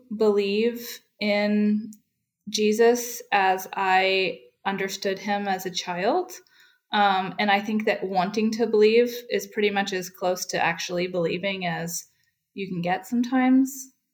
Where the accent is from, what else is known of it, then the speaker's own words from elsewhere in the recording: New Hampshire, United States; now in Gainesville, United States; I'm not really from Florida. I'm originally from New Hampshire, which is why I say things properly like aunt and autumn.